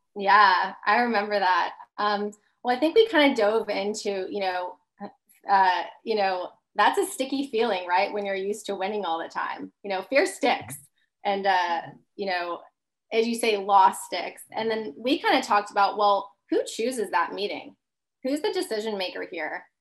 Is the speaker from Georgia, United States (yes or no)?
no; Long Island, New York, United States; grew up in Long Island